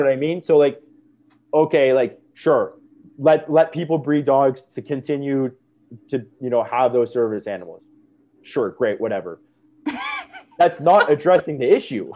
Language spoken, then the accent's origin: English; Niagara Falls, Ontario, Canada; I grew up in Niagara